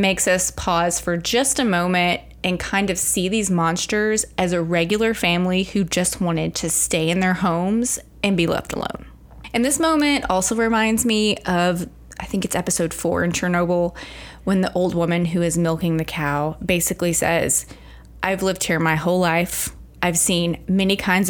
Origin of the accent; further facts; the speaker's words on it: Arkansas, United States; growing up in Arkansas